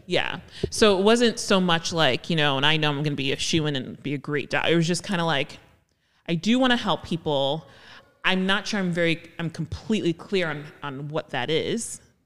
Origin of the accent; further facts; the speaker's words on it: Jersey City, New Jersey, United States; I grew up in Jersey City